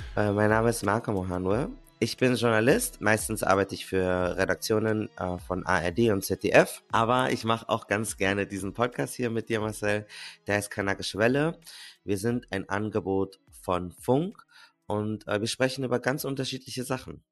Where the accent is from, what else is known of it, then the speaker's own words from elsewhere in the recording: Munich, Bavaria, Germany; Ich komme aus München